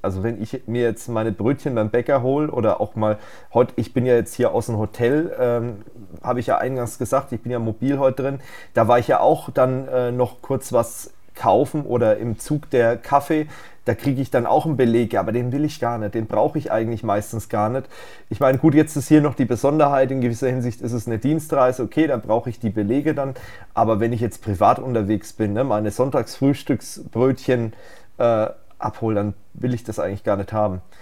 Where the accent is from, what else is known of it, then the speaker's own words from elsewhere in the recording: Germany; bei uns in Deutschland